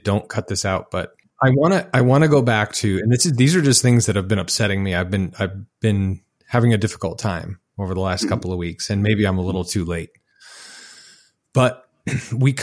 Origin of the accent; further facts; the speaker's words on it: Utah, United States; I grew up in Utah, where if you were black, you probably played for the Utah Jazz